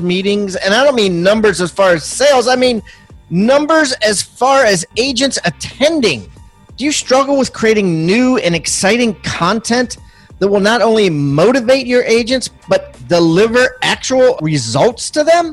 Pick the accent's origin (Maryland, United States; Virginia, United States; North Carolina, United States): Maryland, United States; I'm from Maryland